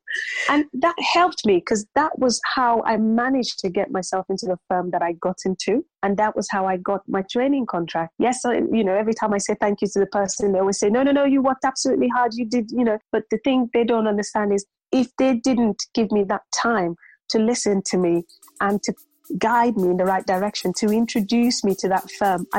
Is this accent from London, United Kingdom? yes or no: yes; London, United Kingdom; now in North East England; growing up in London, you see quite a, you know, there's a lot of ethnicity, there's a mix, there's diversity.